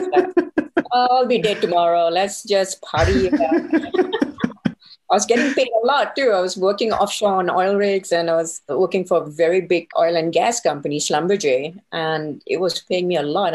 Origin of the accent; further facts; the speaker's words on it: Singapore; moved away as an adult; also born or lived in Elko, Nevada; Coming from Asia, I'm from Singapore